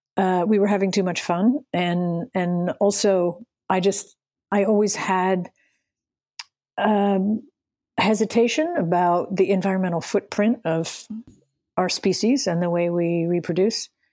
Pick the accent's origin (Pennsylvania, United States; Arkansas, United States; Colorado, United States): Pennsylvania, United States; Western; I grew up in Western Pennsylvania